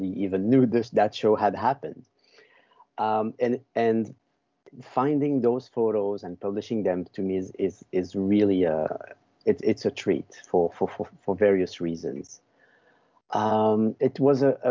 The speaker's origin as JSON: {"language": "English", "town": "Brussels", "region": "Brussels-Capital Region", "country": "Belgium", "tie": "born or raised there", "moved": "as an adult", "said": "I'm from Belgium. I was born in Brussels. I lived there for 25 years"}